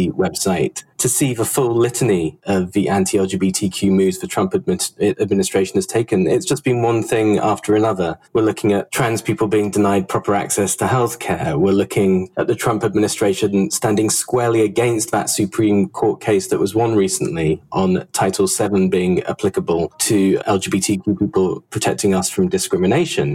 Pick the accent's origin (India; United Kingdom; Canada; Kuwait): United Kingdom; moved away as an adult; now in United States; the time I grew up in Britain, as you can tell by the accent